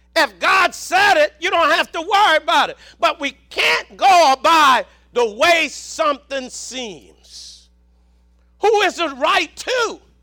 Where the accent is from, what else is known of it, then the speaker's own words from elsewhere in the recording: Southern, United States; accent: Southern; my Southern accent